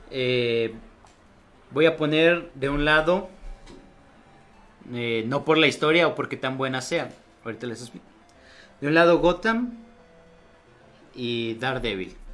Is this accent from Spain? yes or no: yes; Spain; soy español.